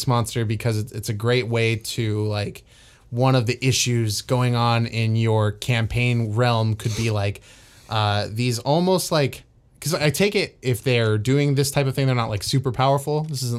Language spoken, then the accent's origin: English; United States; Can you tell where my brain is as an American right now in this culture?